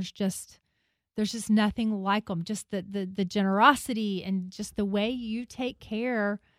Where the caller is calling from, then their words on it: Newnan, Georgia, United States; from Newnan, Georgia.